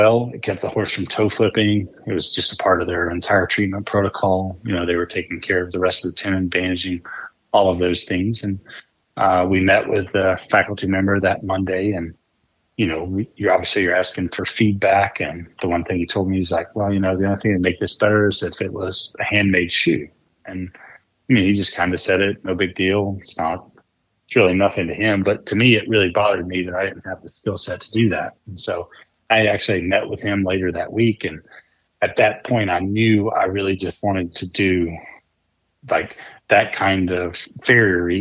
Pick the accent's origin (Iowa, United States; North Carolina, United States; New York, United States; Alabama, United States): North Carolina, United States; moved away as an adult; also born or lived in Northern Virginia; my home state of North Carolina